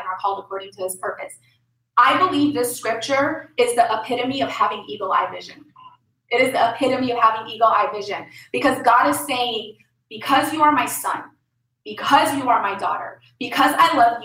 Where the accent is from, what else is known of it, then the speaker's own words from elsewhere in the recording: Lebanon; moved away; I'm from Lebanon.